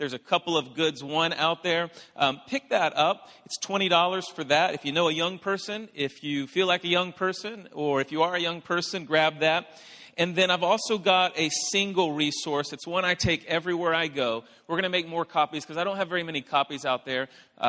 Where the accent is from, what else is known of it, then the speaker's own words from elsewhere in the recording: Phoenix, Arizona, United States; I'm from Phoenix, and I'm like 3 hours behind right now